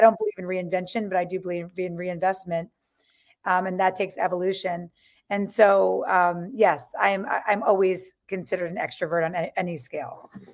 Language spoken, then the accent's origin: English; New York, United States; growing up on the Lower East Side